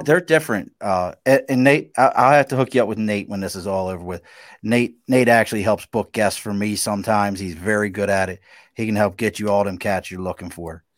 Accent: Baltimore, Maryland, United States; I grew up in East Baltimore

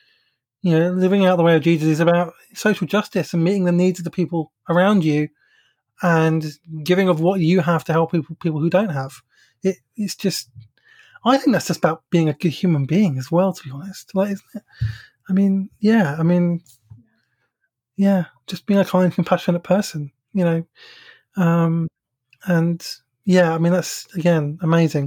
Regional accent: England, United Kingdom; I grew up in the Methodist Church in England

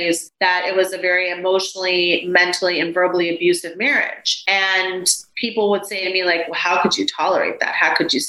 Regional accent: Texas, United States; also born or lived in Waco, Texas; now in St. Petersburg, United States; I'm my mom's only child born in America, first child born in America. My brothers were born in Colombia and I'm a Texan

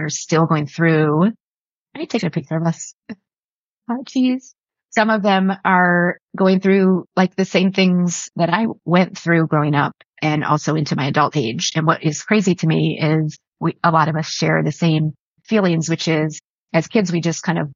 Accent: Buffalo, New York, United States; I was born in Buffalo in the 70s.

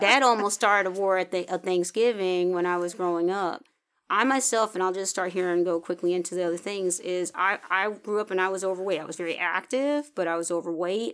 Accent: the North, United States; I grew up in the North

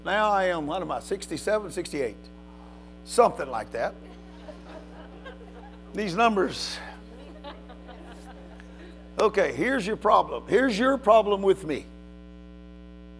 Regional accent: Louisiana, United States; moved away; I'm from Louisiana originally. And my kin folks live here.

